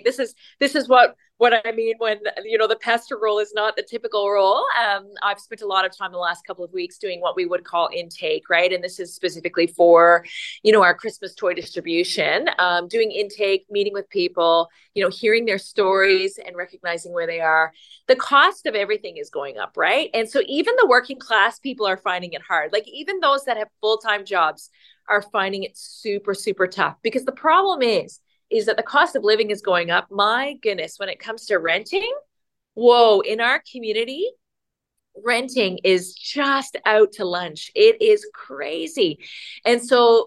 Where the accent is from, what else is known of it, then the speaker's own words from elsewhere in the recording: Newfoundland and Labrador, Canada; now in Richmond Hill, Canada; I'm originally from Newfoundland